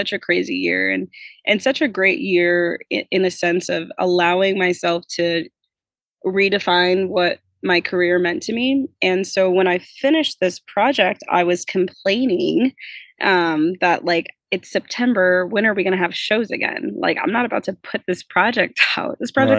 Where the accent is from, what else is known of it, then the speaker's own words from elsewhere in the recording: Midwest, United States; I grew up in the Midwest.